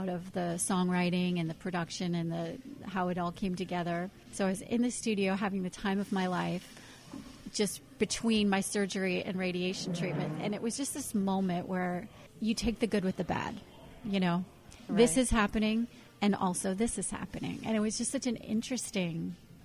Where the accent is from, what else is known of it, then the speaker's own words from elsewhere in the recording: Indiana, United States; I grew up in Indiana, in the Midwest